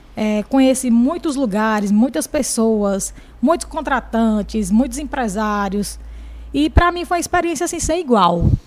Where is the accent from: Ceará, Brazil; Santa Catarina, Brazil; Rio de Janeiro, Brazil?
Ceará, Brazil; Jaguaribe; sou de Jaguaribe